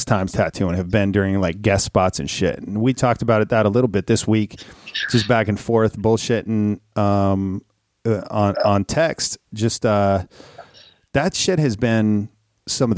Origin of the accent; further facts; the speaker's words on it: Minnesota, United States; moved away; I grew up in Minnesota